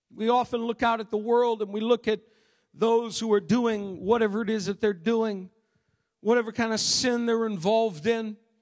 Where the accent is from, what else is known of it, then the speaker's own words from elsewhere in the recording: Maine, United States; moved away; Growing up in Maine